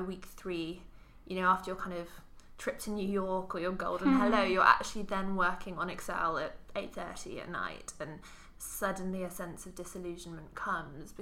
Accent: Cambridge, East of England, United Kingdom; growing up in Cambridge

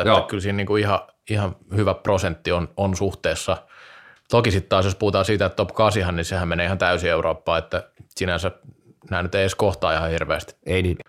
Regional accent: Vaasa, Ostrobothnia, Finland; kotikaupungistani Vaasasta

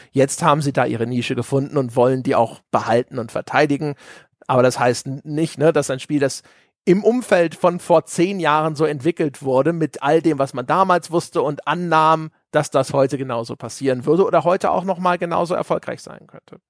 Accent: Lower Saxony, Germany; moved away; also born or lived in Bavaria; Ich bin gebürtig, bin ich ja aus äh, Niedersachsen.

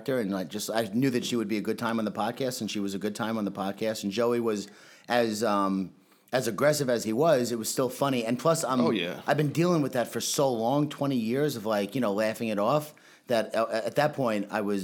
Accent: New York, United States; moved away as an adult; also born or lived in California; I'm obviously a meathead from New York

